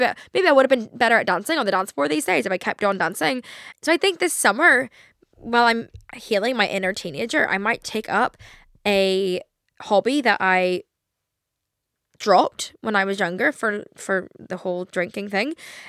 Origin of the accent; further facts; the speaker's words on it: Ireland; I'm Irish, okay?